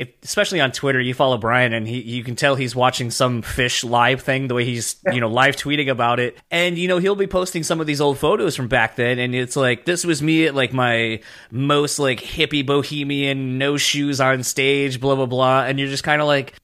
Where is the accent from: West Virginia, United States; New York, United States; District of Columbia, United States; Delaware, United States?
Delaware, United States; moved away; I'm originally from Delaware initially